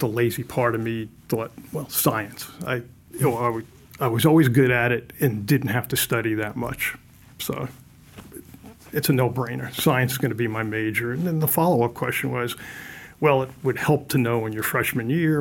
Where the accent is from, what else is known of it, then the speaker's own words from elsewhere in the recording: Mount Vernon, New York, United States; also born or lived in Bronx, New York; first few years of my life, lived in the Bronx. I guess by the time I was about 2.5, my parents moved 5 miles north into the suburbs in Mount Vernon.